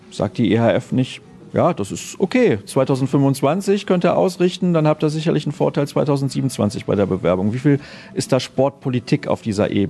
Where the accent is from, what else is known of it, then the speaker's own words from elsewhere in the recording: Germany; Also ich finde das natürlich gut, weil wir kommen aus Deutschland und wir haben dann kurze Wege